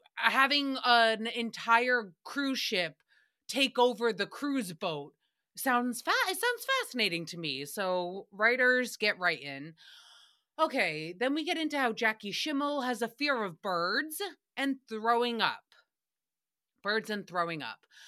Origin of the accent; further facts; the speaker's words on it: United States; as a American society